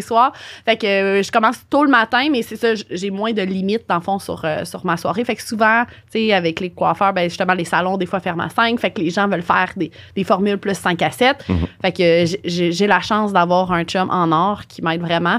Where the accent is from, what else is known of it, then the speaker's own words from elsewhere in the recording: Montreal, Quebec, Canada; Je suis de Montréal, j'étais déménagée à Québec et je suis de retour à Montréal